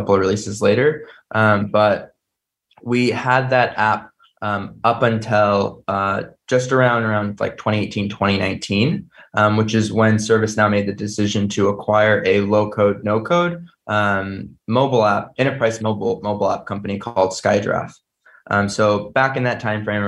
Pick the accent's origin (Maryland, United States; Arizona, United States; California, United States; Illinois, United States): California, United States; San Jose; also born or lived in Chicago area; I was born and raised in the San Jose area